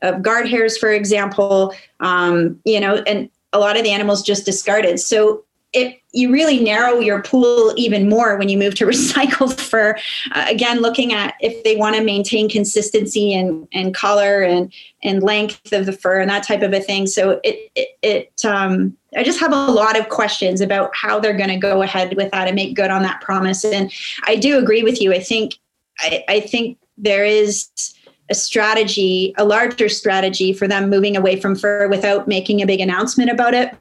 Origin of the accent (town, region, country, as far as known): Canada